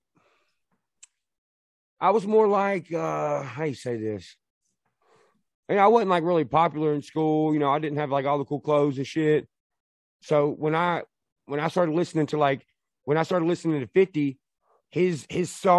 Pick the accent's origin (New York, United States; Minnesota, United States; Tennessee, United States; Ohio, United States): Tennessee, United States; Nashville; Born and raised Nashville, Tennessee